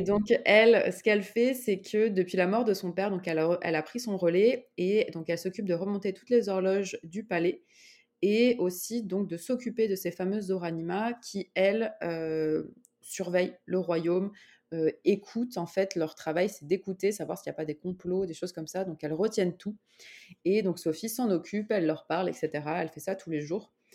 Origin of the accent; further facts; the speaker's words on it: Grenoble, Auvergne-Rhône-Alpes, France; moved away as an adult; now in Montreal, Canada; je suis grenobloise.